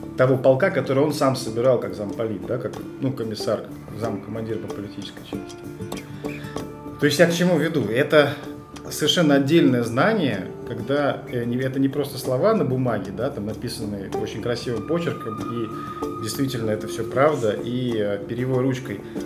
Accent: Moscow, Russia; Я сам же москвич

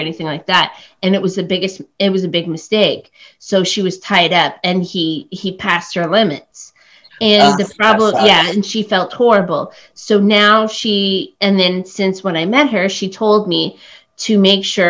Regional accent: Oakville, Ontario, Canada; first language English; also born or lived in Cambodia; now in Toronto, Canada; I grew up just outside of Toronto

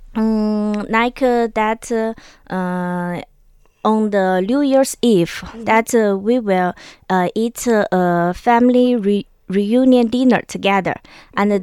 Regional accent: China; in my hometown, there mm-hmm. is a very special taboo. I think uh, maybe in uh, other place in China may not like

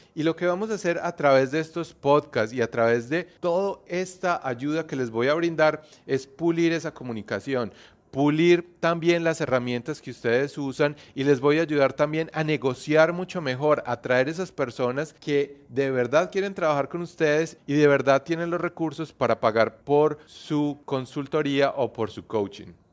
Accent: Colombia; moved away as an adult; now in New Zealand; Yo soy colombiano, pero estoy viviendo hace más de 8 años aquí en Nueva Zelanda

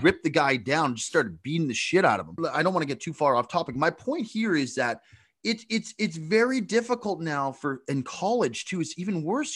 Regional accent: Canada; I'm from Canada, huge born and bred hockey guy

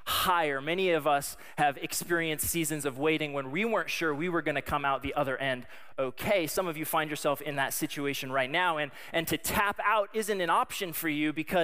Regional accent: Colorado, United States; I grew up in Colorado

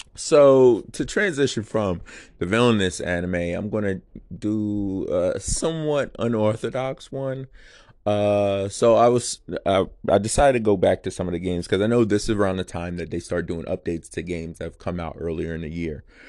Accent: United States; I'm American

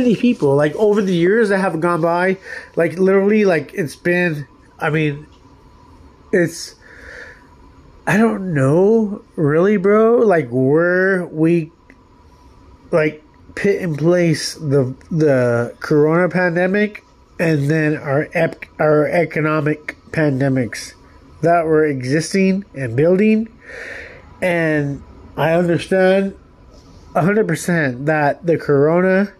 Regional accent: United States; being an American

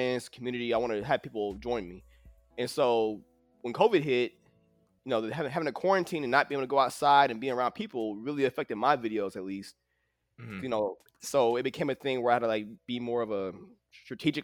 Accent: St. Paul, Minnesota, United States; now in Austin, United States; I'm originally from St. Paul, Minnesota

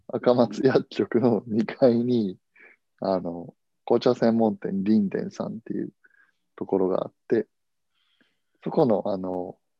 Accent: Hiroshima, Japan; 同じ広島人

